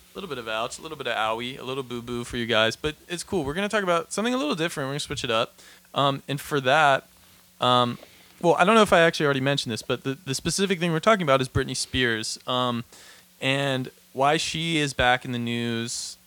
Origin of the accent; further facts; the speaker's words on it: Pittsburgh, Pennsylvania, United States; moved away; I grew up in Pittsburgh, or like I'm from Pittsburgh